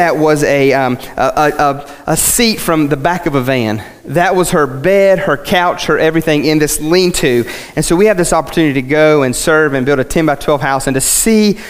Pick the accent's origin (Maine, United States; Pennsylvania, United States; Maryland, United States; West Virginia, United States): West Virginia, United States; first language English; I'm from West Virginia